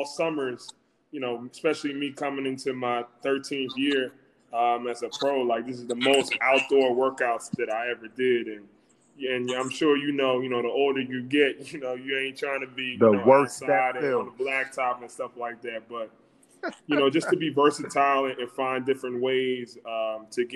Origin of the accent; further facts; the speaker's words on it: New Jersey, United States; moved away as an adult; now in Pennsylvania, United States; I'm from New Jersey, born and raised